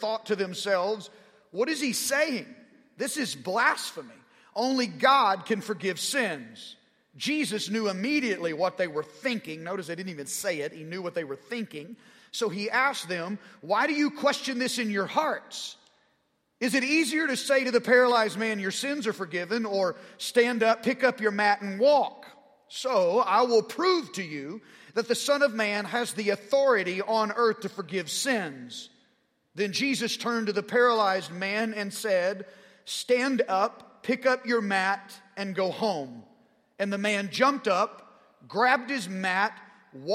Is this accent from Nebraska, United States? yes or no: no; Arkansas, United States; accent: southern drawl; I'm a redneck from Arkansas